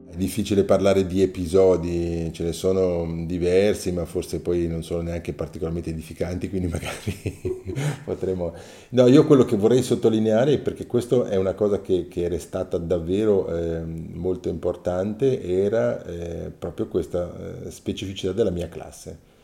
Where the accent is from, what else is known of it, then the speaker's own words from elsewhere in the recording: Mendrisiotto, Ticino, Switzerland; sono nato nel 1961 nel Mendrisiotto, nel Mendrisiotto perché ho, ho girato in diversi comuni e poi alla fine del ginnasio